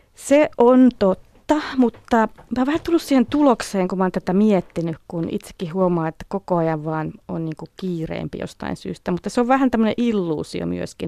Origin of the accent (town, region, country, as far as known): Finland; moved away as an adult; also born or lived in California